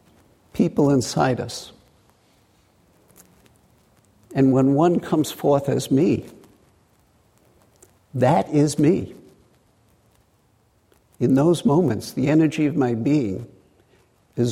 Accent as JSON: {"language": "English", "town": "New York City", "region": "New York", "country": "United States", "tie": "born or raised there", "accent": "Brooklyn", "moved": "yes", "said": "growing up in Brooklyn in a blue-collar to middle-class area"}